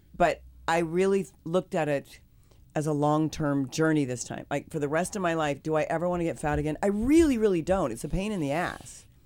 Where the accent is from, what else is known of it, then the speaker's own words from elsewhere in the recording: Kansas, United States; I'm from the Midwest. I'm from Kansas